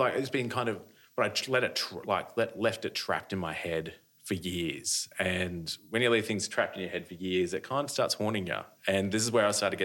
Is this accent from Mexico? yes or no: no; Australia; I'm an Australian artist